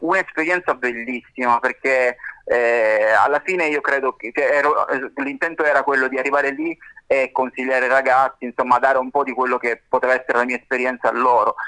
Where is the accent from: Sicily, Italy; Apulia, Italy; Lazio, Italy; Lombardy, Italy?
Sicily, Italy; da siciliano